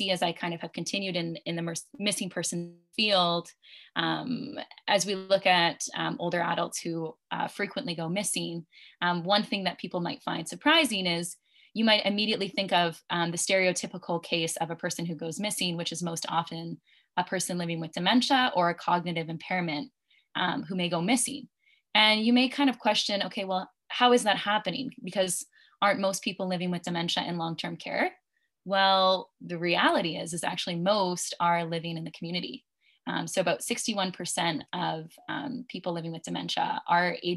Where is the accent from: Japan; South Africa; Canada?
Canada; just outside the Vancouver region, British Columbia; also born or lived in Ontario; I'm actually originally from British Columbia, and so just outside of the Vancouver region